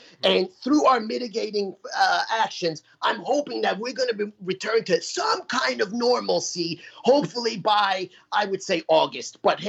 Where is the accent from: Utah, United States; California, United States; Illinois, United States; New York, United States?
New York, United States; I'm from New York, so we're sharp. We're New Yorkers, we're sharp.